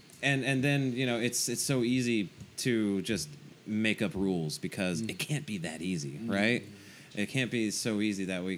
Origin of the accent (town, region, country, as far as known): North Carolina, United States; born or raised there